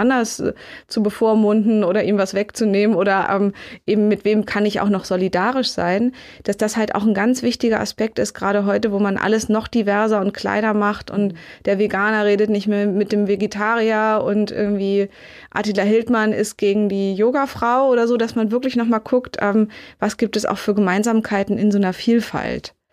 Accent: Berlin, Germany; born or raised there

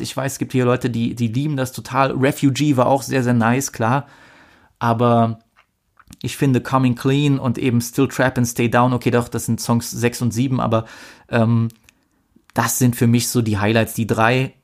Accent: Germany; Bei uns in Deutschland

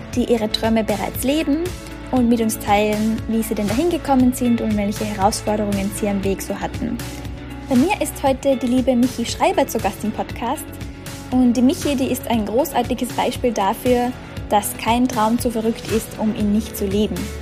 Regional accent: Austria; moved away as an adult; Ich komme ursprünglich aus Österreich, bin seit eineinhalb Jahren als digitale Nomadin quer durch die Welt unterwegs, im Moment in Australien

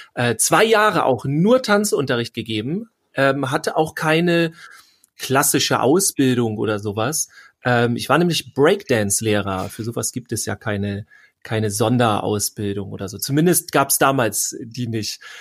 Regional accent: Schleswig-Holstein, Germany; ich komme ja aus Schleswig-Holstein

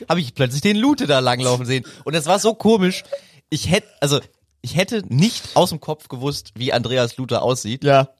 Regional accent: Bonn, North Rhine-Westphalia, Germany; ich komme ja aus Bonn

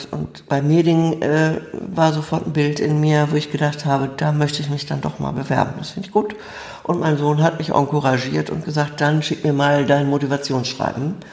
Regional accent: Bremen, Germany; einfach aufgewachsen in Bremen, zur Schule gegangen, habe Abitur gemacht

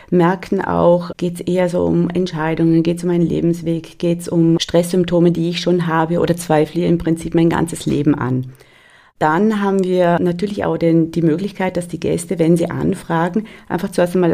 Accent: North Rhine-Westphalia, Germany; Bei uns in Westfalen gibt es

